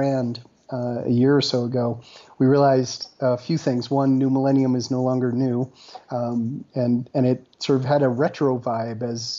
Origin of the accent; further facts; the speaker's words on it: Colorado, United States; moved away as an adult; I grew up in Colorado. I've got family here